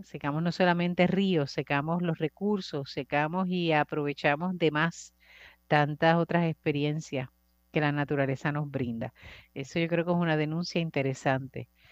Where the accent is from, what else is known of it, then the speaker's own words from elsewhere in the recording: Puerto Rico; como sociedad puertorriqueña